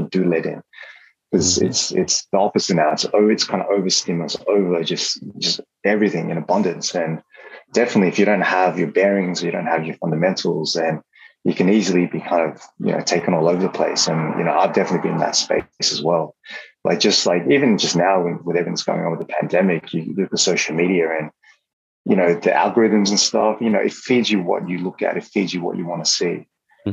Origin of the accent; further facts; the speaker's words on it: Australia; moved away as an adult; also born or lived in Hong Kong; growing up in Australia back then, I had a lot of allergies.